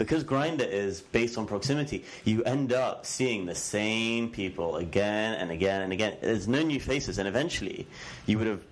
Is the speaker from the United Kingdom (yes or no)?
yes; England, United Kingdom; I'm English